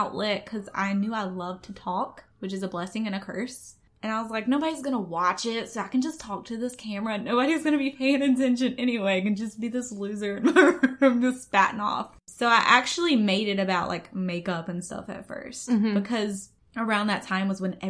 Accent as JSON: {"language": "English", "town": "Atmore", "region": "Alabama", "country": "United States", "accent": "Southern", "said": "I'm from Atmore, Alabama, hence the accent"}